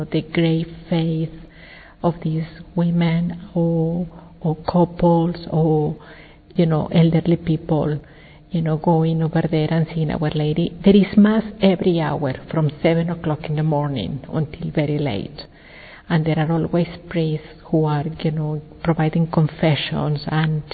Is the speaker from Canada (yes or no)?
no; Mexico City, Mexico; I was born in Mexico, Mexico City